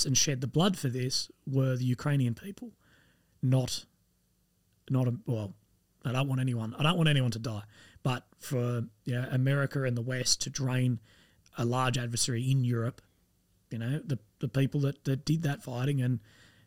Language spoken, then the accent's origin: English; Australia; I'm Australian.